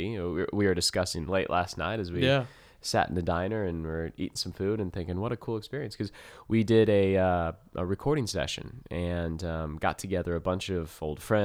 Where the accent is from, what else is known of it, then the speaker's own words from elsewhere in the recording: Midwest, United States; accent: Midwest; now in Australia; my Midwest accent